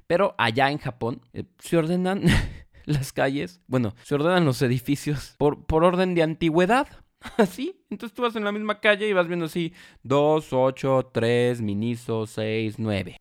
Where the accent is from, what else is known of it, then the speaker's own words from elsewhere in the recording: Mexico; como mexicanos